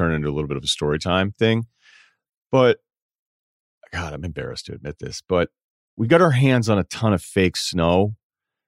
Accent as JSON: {"language": "English", "area": "Martha's Vineyard", "region": "Massachusetts", "country": "United States", "said": "I was from Martha's Vineyard"}